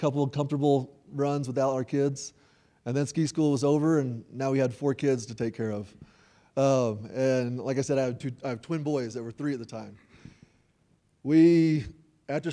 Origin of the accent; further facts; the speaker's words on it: Nashville, Tennessee, United States; also born or lived in Logan, Utah; I was raised in Nashville. I'm from Tennessee